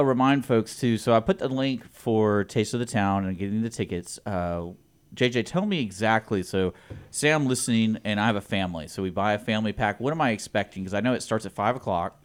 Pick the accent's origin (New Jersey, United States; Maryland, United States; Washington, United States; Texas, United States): Texas, United States; Houston; moved away as an adult; now in Conroe, United States; I grew up in Houston